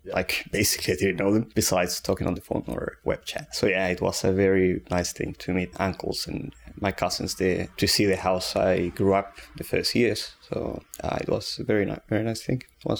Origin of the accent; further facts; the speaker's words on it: Beit Jala, West Bank, Palestine; born there; moved away; I was born in Bejala, Palestine, in 1988. It's a very, a small town, 5,000 people. It's mostly Christians there, and it's a very, very nice place, very calm